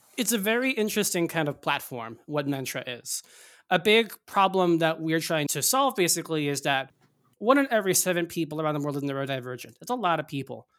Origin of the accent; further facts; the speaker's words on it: Northeast, United States; I grew up in the Northeast